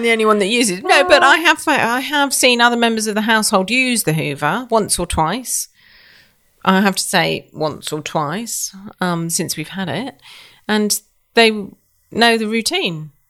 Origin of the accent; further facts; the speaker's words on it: United Kingdom; I'm British